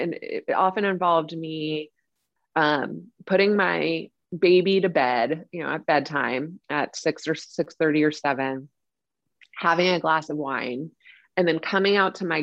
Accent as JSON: {"language": "English", "area": "Silicon Valley", "region": "California", "country": "United States", "tie": "born or raised there", "said": "we grew up in Silicon Valley"}